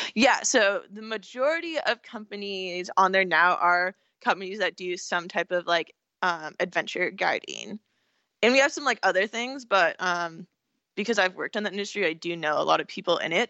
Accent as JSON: {"language": "English", "region": "California", "country": "United States", "also_born_or_lived": "Pennsylvania", "said": "I'm from California"}